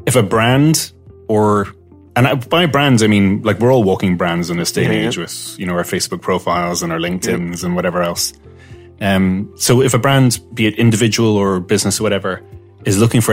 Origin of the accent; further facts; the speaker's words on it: Malta; I'm half Maltese. I grew up in Malta